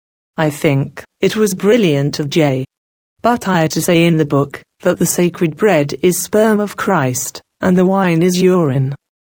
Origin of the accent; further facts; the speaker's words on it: Japan; English is a second language; But I can't deny Japan completely, because it is my home country. It's almost one's instinct to defend it in one way or the other.